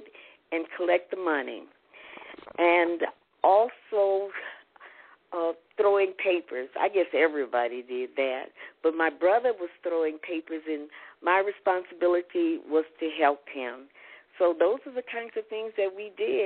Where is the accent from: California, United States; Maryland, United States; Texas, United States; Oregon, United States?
Texas, United States; Houston; growing up in Houston, it just seemed as though everybody had a job